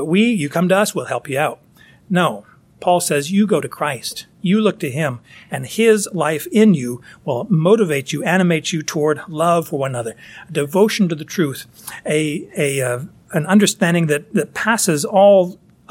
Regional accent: United States; I'm an American

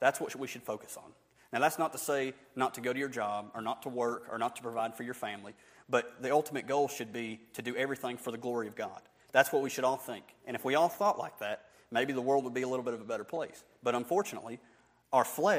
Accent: Barnesville, United States; I'm just somebody from Barnesville

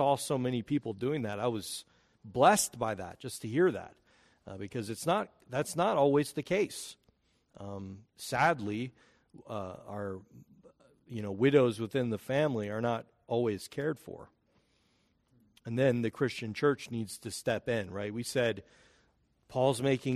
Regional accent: United States; We are American

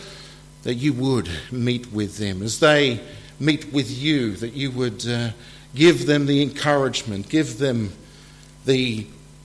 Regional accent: Australia; moved away as an adult; now in England, United Kingdom; I am from Australia originally, and I've been here in England for 10 years

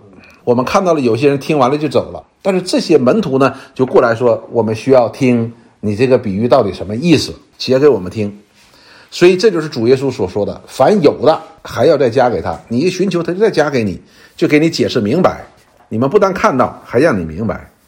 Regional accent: China; 就是我们中国人的两个成语

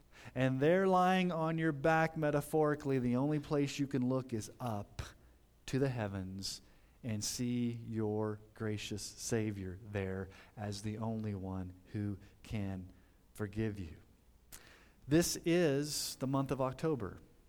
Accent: Colorado Springs, Colorado, United States; Many of you know I grew up in Colorado Springs, and it was not uncommon to hear about hikers that would hike the trail up to Pikes Peak to get struck by lightning.

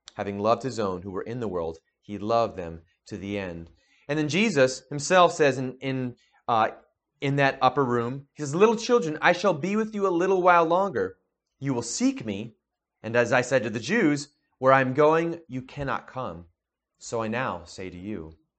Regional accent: New Jersey, United States; we grew up in New Jersey together

